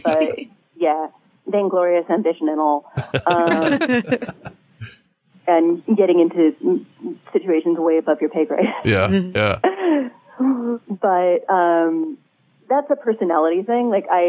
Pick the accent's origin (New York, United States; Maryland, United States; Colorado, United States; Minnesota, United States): New York, United States; New York City; born there; also born or lived in Turkey / Canada / Sweden; I'm Jewish. I was born in New York City. I've lived in a lot of places. And I think of myself as an American